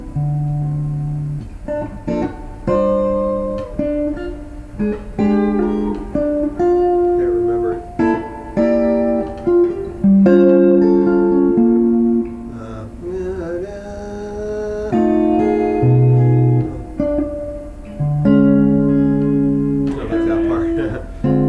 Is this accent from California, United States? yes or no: yes; South San Francisco, California, United States; I grew up in South San Francisco